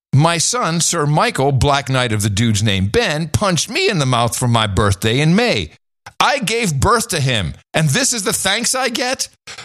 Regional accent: Canada; now in United States; I am a Canadian exiled in Florida.

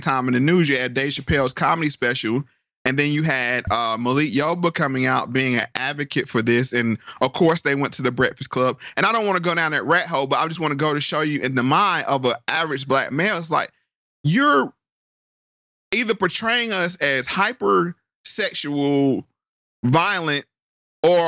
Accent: DMV, DC area, Northern Virginia, United States; I'm from Northern Virginia, DMV, DC area

